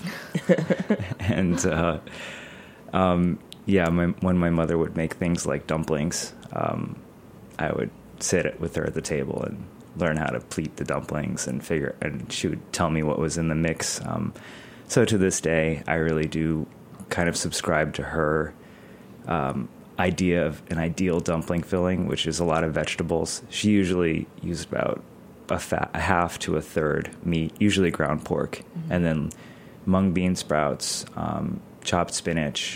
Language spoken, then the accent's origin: English; Hartford, Connecticut, United States; I grew up in suburban Hartford, Connecticut